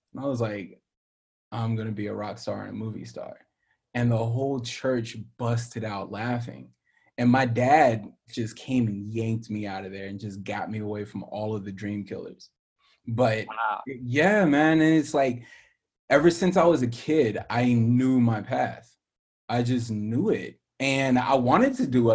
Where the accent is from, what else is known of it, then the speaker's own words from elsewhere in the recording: Pinehurst, North Carolina, United States; moved away as an adult; now in Los Angeles, United States; the part of North Carolina I grew up in is like a very touristy golf area